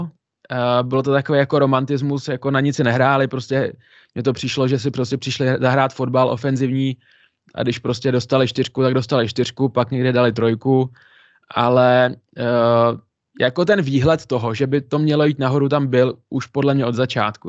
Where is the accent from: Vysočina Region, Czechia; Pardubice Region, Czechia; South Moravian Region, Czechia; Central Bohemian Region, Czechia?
Pardubice Region, Czechia; Pardubice; já jsem z Pardubic, chodil jsem pravidelně na hokej, jednu dobu jsem nechyběl v kotli na jediný domácí zápas